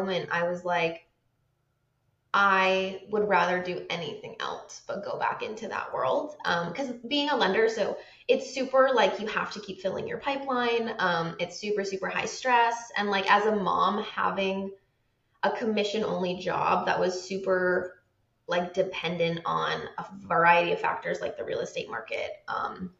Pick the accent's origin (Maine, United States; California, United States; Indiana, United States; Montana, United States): Maine, United States; also born or lived in Seattle; now in Hawaii, United States; I'm from Maine